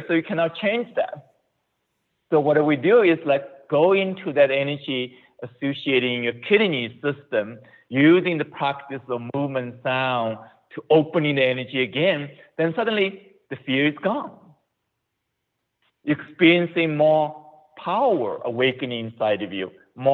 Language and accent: English; China; moved away as an adult; also born or lived in Ohio, United States; now in United States; I was born in China